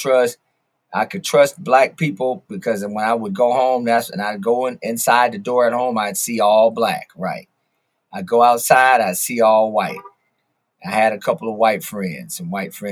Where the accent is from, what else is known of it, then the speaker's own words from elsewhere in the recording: Los Angeles, California, United States; I grew up in the Valley, right? So my parents moved from L.A. into a predominantly white neighborhood